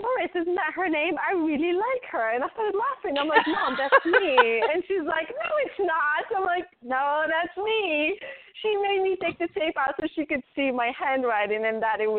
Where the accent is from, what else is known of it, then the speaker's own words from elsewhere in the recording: Tangier, Tanger-Tetouan-Al Hoceima, Morocco; moved away as an adult; now in Raleigh, United States; I grew up in Tangier, Morocco, born and raised.